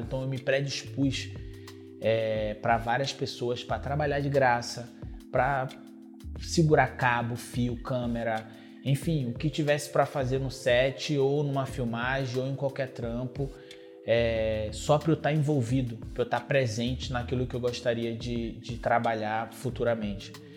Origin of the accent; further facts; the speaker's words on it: Brazil; é a realidade de onde eu vim